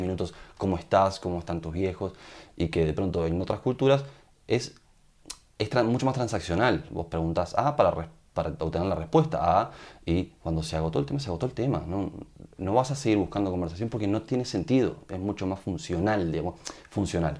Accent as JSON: {"language": "Spanish", "country": "Uruguay"}